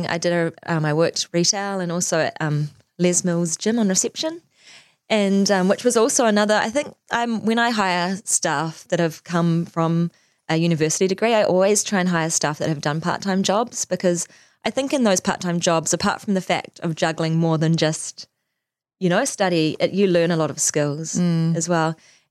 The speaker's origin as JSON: {"language": "English", "region": "Auckland", "country": "New Zealand", "tie": "born there", "also_born_or_lived": "Singapore / Wellington, New Zealand", "said": "So, yeah, so I was born in Auckland, so literally like here, right here."}